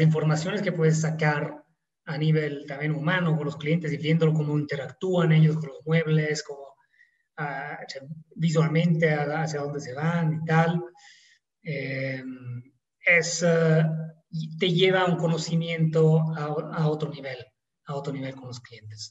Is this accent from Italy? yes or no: yes; Italy; accent: Italian; Spanish is a second language; moved away as an adult; also born or lived in São Paulo, Brazil; now in Mexico; no somos de acá, yo soy italiano, eh, se podrá notar quizás por el acento